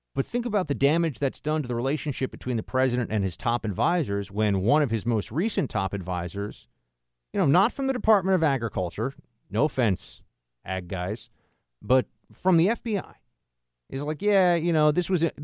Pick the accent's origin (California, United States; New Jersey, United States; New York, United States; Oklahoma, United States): New York, United States; I'm from New York